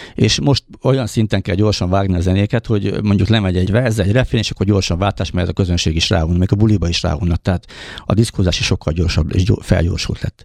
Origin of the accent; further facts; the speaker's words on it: Újfehértó, Szabolcs-Szatmár-Bereg, Hungary; also born or lived in Nyíregyháza; Én újfehérton születtem, újfehérton voltam gyerek, aztán már a iskolát ezt itt jártam Nyíregyházán